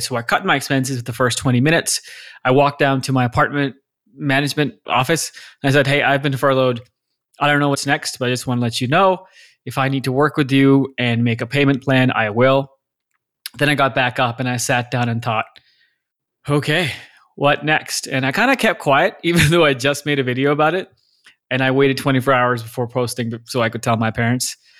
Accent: Lahore, Punjab, Pakistan; moved away as an adult; also born or lived in Austin, Texas; now in United States; I was born and raised in Lahore, Pakistan. I spent eighteen, nineteen years of my life there

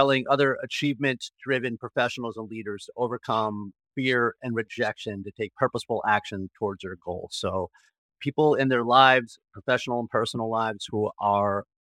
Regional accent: Martha's Vineyard, Massachusetts, United States; also born or lived in Springfield, Massachusetts; I am originally from Martha's Vineyard. I was born and raised an Islander. So I grew up in Massachusetts, and I went to the University of Massachusetts, where I studied legal studies and history

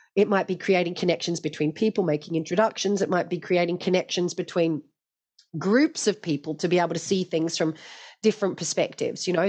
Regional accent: Hobart, Tasmania, Australia; I grew up in Tasmania and it was on the Hobart waterfront down at Sandy Bay.

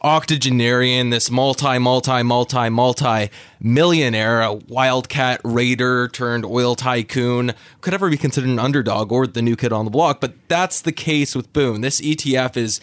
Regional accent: Canada; moved away; as you will be able to tell at some point from my accent, originally from Canada

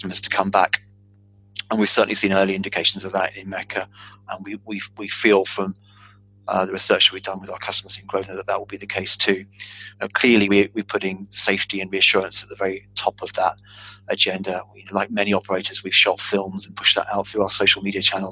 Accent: London, United Kingdom; being a Londoner, born and bred

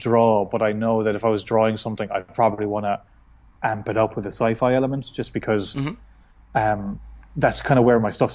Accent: west of Ireland, Ireland; now in Dublin, Ireland; I'm from Ireland, from the west of Ireland, which is kind of more rural than, say, where I live now, which is Dublin

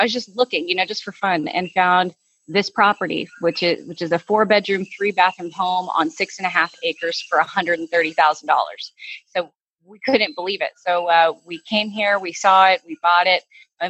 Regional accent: Houston, Texas, United States; Houston, Texas. Born and raised in Texas.

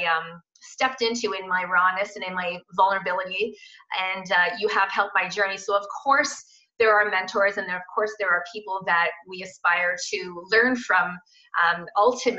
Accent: Kitchener, Ontario, Canada; I'm actually from Kitchener, Waterloo, born and raised and still living here

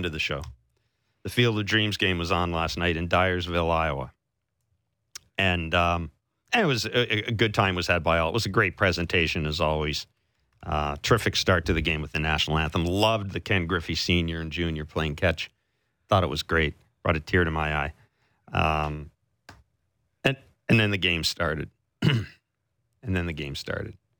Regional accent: Manitoba, Canada; moved away; also born or lived in Calgary; I grew up in Manitoba

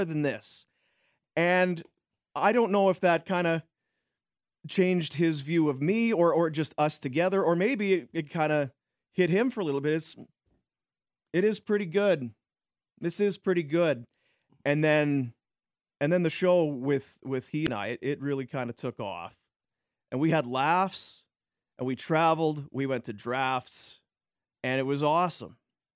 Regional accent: Roblin, Manitoba, Canada; moved away as an adult; also born or lived in Thunder Bay / Brandon / Red Deer / Edmonton; now in Calgary, Canada; I was growing up in Roblin, my small town

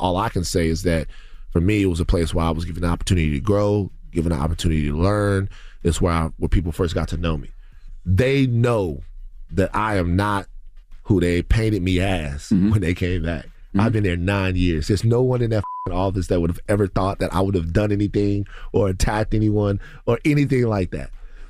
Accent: Louisiana, United States; I'm from South Louisiana, and I watched a hurricane come through and devastate my community and devastate my relatives and family members.

